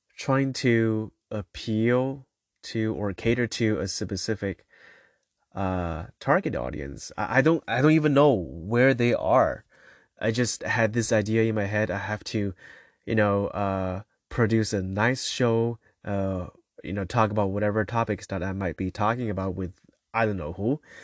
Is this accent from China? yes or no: yes; China; So I come from China, and, uh, so growing up